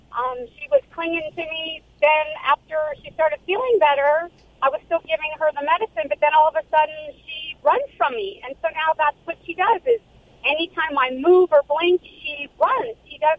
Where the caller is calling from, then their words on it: Orange County, California, United States; I'm calling from Orange County, California.